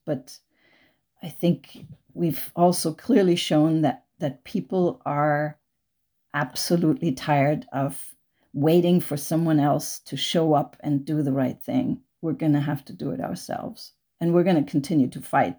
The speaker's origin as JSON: {"language": "English", "country": "Germany", "tie": "born or raised there", "moved": "as an adult", "lives_now": "United States", "said": "I grew up in Germany. I, I grew up on a little, tiny little island in the North Sea without cars"}